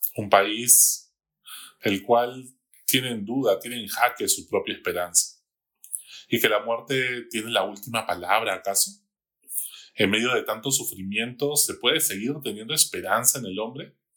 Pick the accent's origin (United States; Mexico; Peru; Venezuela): Peru; como peruanos